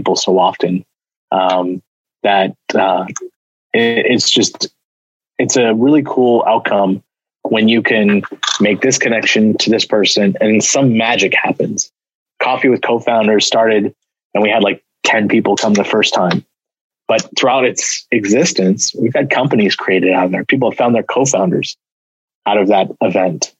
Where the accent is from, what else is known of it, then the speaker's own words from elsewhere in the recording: Bay Area, California, United States; now in Portland, United States; I grew up down in the Bay Area